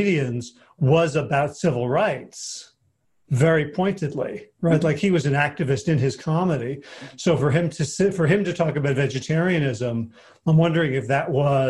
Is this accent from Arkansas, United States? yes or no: no; South Orange, New Jersey, United States; I'm from South Orange.